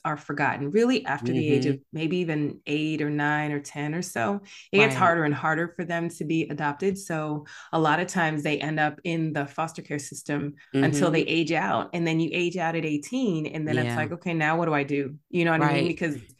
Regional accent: Jamaica; born there; I have a Jamaican background. I was born in Jamaica, West Indies.

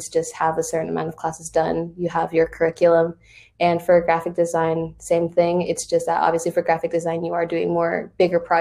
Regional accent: Charlotte, North Carolina, United States; I'm from Charlotte, and I graduated from Cato Middle College

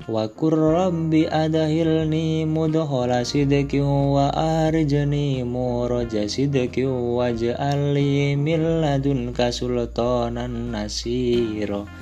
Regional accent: Demak, Central Java, Indonesia; Saya itu aslinya orang Demak, Demak Kota Wali.

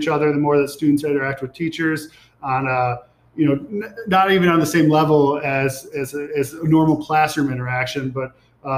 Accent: Rochester, New York, United States; moved away as an adult; now in Buffalo, United States; I grew up in Rochester, New York, in Webster. That's where I did my high school career

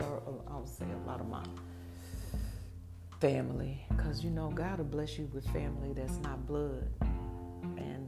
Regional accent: Milwaukee, Wisconsin, United States; born and raised in Milwaukee, Wisconsin.

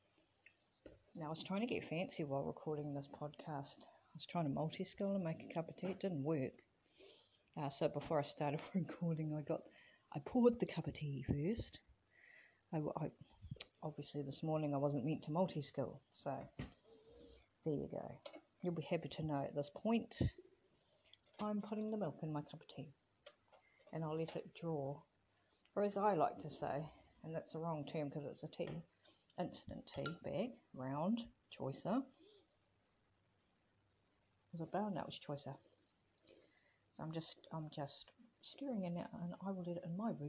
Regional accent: Wellington, New Zealand; from my home country, in my hometown from Wellington, New Zealand.

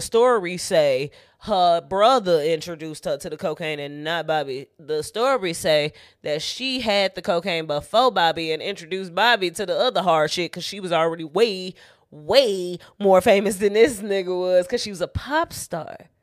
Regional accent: Chicago, Illinois, United States

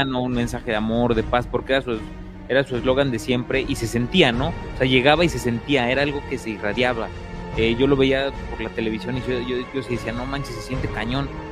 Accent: Puebla, Mexico; Yo soy del estado de Puebla

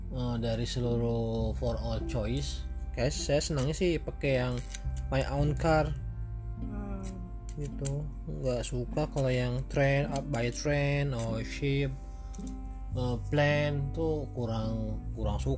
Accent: Bandung, West Java, Indonesia; karena berhubung saya dari Bandung biasanya saya cilok siomay batagor

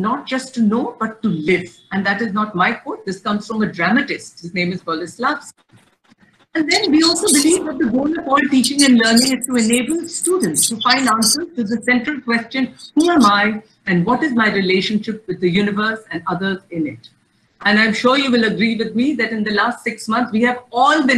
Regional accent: Lucknow, Uttar Pradesh, India; I'm from Lucknow, UP.

